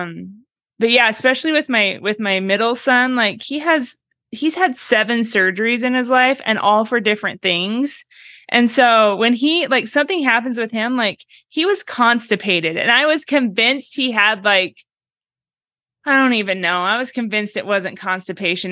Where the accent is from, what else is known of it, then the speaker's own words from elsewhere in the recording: Oregon, United States; now in Meridian, United States; I'm from Oregon, but I live five, I grew up five miles from the Idaho border